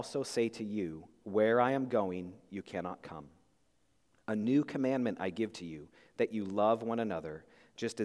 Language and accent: English; Spokane, Washington, United States; in high school, I grew up in Spokane, Washington